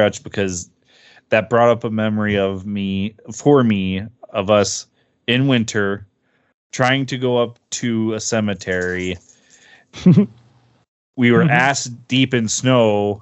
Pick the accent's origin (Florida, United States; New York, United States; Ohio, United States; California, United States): Ohio, United States; Cleveland; you and I grew up in Cleveland